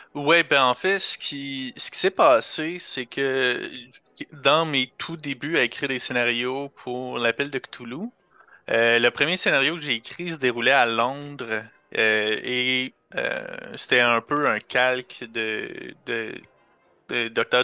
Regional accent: Rouyn-Noranda, Quebec, Canada

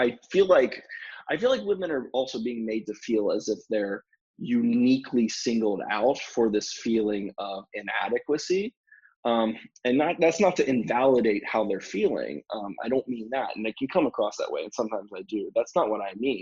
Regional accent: North Carolina, United States; moved away; I'm from North Carolina originally

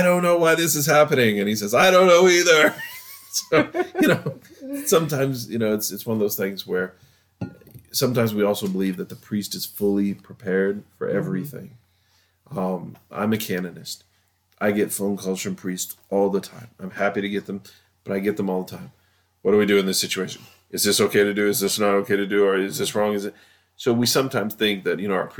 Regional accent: United States; We're very American and we're very pragmatic

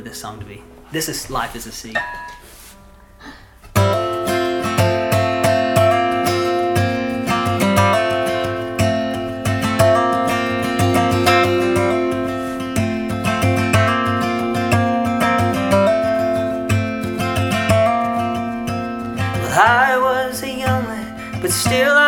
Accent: Ringgold, Georgia, United States; now in Chickamauga, United States; Originally hail from the Ringgold area, but I live in Chickamauga now.

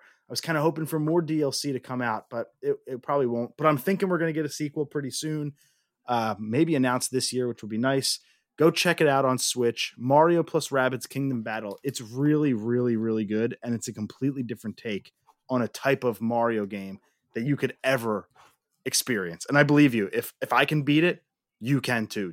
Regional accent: Northeast, United States; We, we were spoiled growing up in the Northeast, man. I mean, we still live in the Northeast

